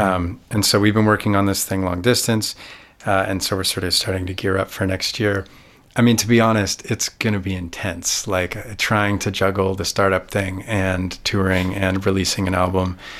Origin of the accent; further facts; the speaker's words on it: Canada; I have a wonderful career in Canada.